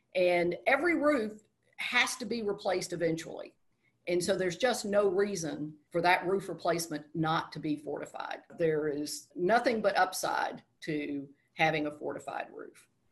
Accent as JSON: {"language": "English", "region": "Texas", "country": "United States", "also_born_or_lived": "South Carolina", "moved": "as an adult", "said": "I'm from Texas"}